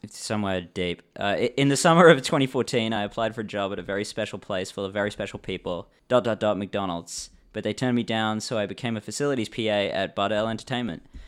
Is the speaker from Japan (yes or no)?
no; England, United Kingdom; now in Australia; I'm from England originally.